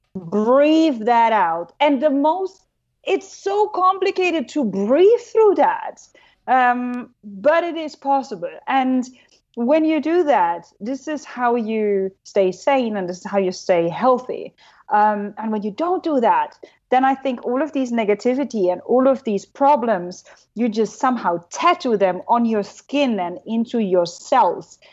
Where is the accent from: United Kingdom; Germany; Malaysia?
Germany; accent: German; English is a second language; moved away; I'm German. You know, my accent sucks